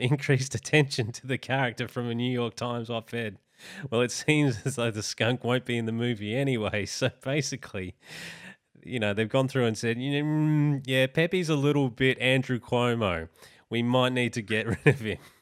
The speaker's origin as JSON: {"language": "English", "country": "Australia"}